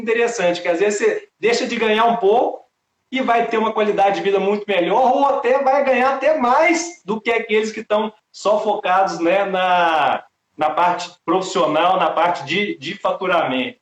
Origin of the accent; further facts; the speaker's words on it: Belo Horizonte, Minas Gerais, Brazil; now in Brasília, Brazil; Belo Horizonte, que é a minha cidade natal